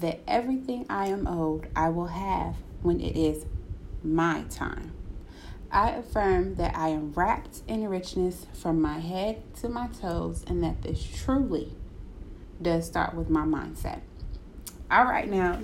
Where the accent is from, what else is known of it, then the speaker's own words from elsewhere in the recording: Cleveland, Ohio, United States; I'm from Cleveland